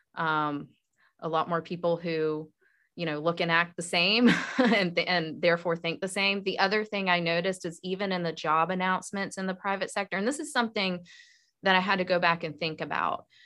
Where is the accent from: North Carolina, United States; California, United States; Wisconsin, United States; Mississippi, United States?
North Carolina, United States; moved away as an adult; now in Georgia, United States; I was a Southern girl growing up in North Carolina